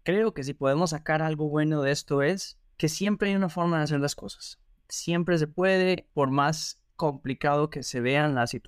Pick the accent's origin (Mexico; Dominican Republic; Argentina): Argentina; moved away; éxodo, como lo llaman en las noticias, de argentinos hacia el mundo. Porque así como hay argentinos viajeros o argentinos que les gusta la vida un poco más mochilera, más relajada, pues hay otros que son profesionales